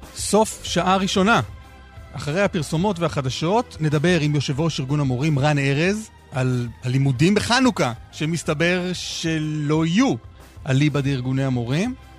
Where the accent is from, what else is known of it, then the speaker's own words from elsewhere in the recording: Jerusalem, Jerusalem District, Israel; אני כילד ירושלמי גדלתי עם, ה... עם המיתוס הזה שירושלים היא מרכז המדינה.